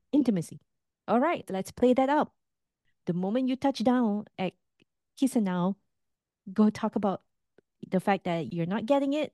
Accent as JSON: {"language": "English", "country": "Singapore", "tie": "born or raised there", "moved": "yes", "said": "as a Singaporean"}